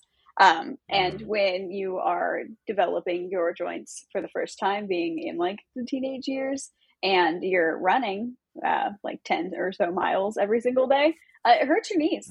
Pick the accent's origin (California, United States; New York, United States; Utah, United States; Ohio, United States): California, United States; Long Beach; I'm from Long Beach. I'm SoCal born okay. and raised